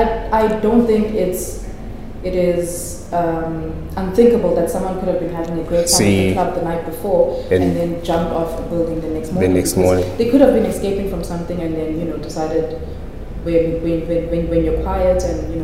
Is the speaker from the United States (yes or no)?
no; South Africa; the sort of mental health awareness and education we have in, you know, as a South African society.